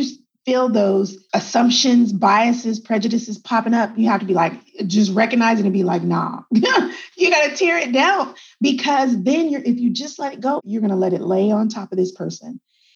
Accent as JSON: {"language": "English", "region": "Texas", "country": "United States", "tie": "born or raised there", "also_born_or_lived": "El Paso, Texas / Germany", "said": "I'm a Texan and I was born in El Paso, Texas. But my dad was in the military. So then my first like 5 years, I lived in Germany. And then we came back to the United States, came back to Texas. And like I said, I grew up in Texas"}